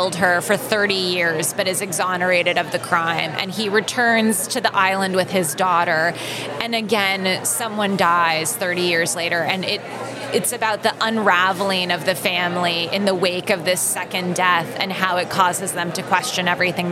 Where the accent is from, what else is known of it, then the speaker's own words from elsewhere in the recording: California, United States; I'm a Californian